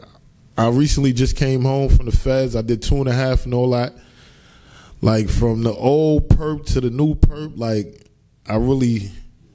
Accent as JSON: {"language": "English", "town": "New York City", "region": "New York", "country": "United States", "said": "I'm from East Flatbush. The 40s to be exact"}